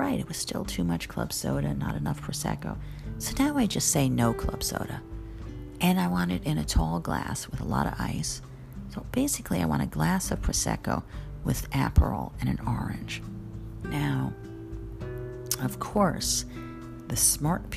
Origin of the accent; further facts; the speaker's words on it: New York City, New York, United States; I'm also a New Yorker